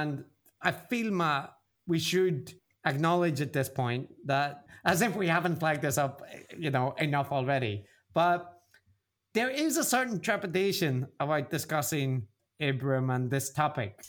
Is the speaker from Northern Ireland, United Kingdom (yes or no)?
yes; Belfast, Northern Ireland, United Kingdom; now in Japan; I grew up in Belfast